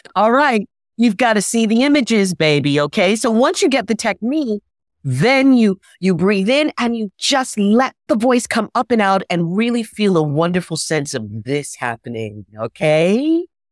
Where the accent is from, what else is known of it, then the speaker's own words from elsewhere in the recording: New York City, New York, United States; I'm from New York City